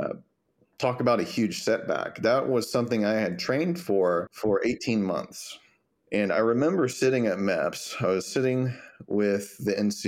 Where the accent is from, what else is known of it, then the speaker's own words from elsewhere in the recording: Longview, Texas, United States; moved away as an adult; now in San Antonio, United States; I'm initially from East Texas. My first duty station was in San Antonio. And 11 years later, I am still in San Antonio.